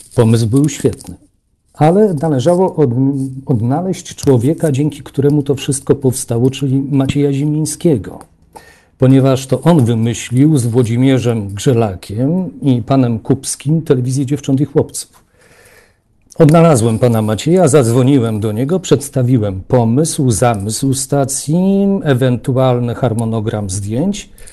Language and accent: Polish; Warsaw, Masovian Voivodeship, Poland; Ja też pochodzę z Warszawy